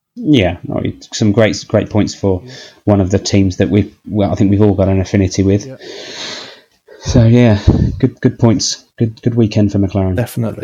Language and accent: English; United Kingdom; as a British Formula One fan